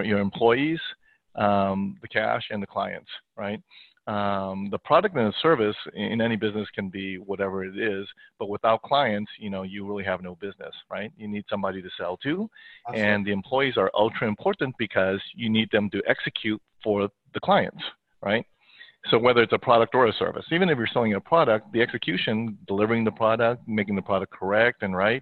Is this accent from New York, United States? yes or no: no; California, United States; also born or lived in Hong Kong / South America; I basically grew up here in California, go schooling